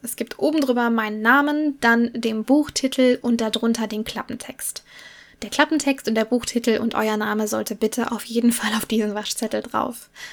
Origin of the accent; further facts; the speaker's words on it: Cologne, North Rhine-Westphalia, Germany; Ich komme aus dem Raum Köln